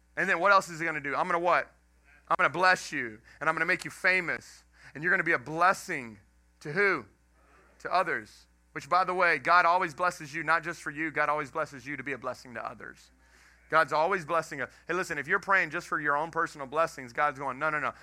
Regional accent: Houston, Texas, United States; moved away as an adult; also born or lived in Dallas, Texas / Lafayette, Louisiana / Jennings, Louisiana; now in Welsh, United States; I'm from Texas, grew up in Texas, grew up in Houston.

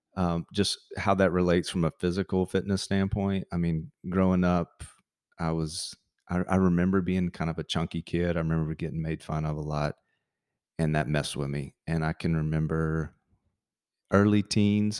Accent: Montgomery, Alabama, United States; moved away as an adult; also born or lived in Tampa, Florida / Auburn, Alabama; born and raised in Montgomery, Alabama. Um, spent really my first 18 years there

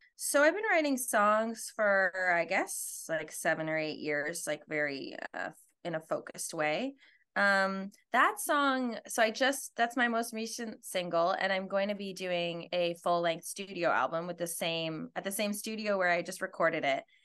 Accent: Edmonton, Alberta, Canada; now in New York, United States; I'm from Edmonton, Alberta, which is in Western Canada.

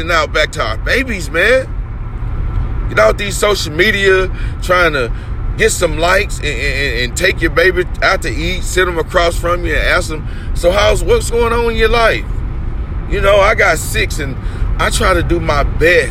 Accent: United States; we as American people

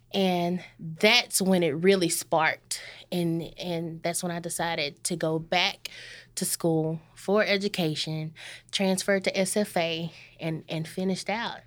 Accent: Corsicana, Texas, United States; I am born and raised in Corsicana.

